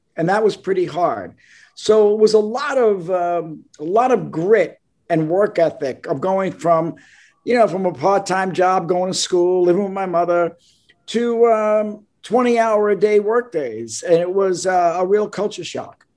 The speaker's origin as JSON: {"language": "English", "town": "New York City", "region": "New York", "country": "United States", "moved": "yes", "said": "I'm from Brooklyn"}